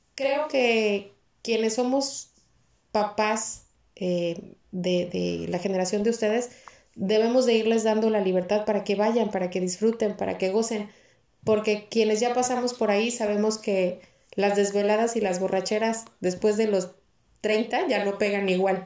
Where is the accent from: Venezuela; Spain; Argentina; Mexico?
Mexico; somos los mexicanos